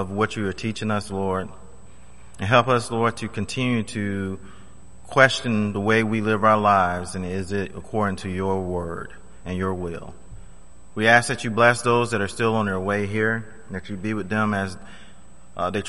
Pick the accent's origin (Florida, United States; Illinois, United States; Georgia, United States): Florida, United States; when I was growing up in Florida